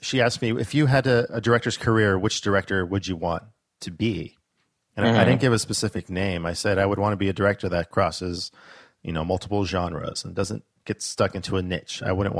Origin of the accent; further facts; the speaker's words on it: Alaska, United States; I'm from Alaska.